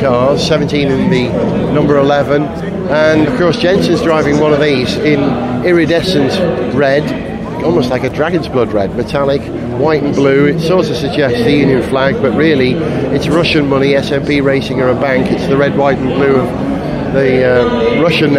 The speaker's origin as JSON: {"language": "English", "region": "North Wales", "country": "United Kingdom", "said": "I'm a Welshman"}